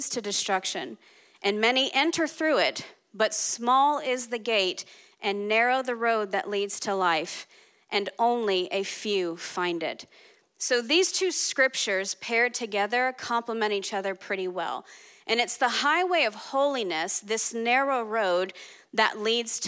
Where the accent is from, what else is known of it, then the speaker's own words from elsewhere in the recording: New Orleans, Louisiana, United States; I grew up in New Orleans, born and raised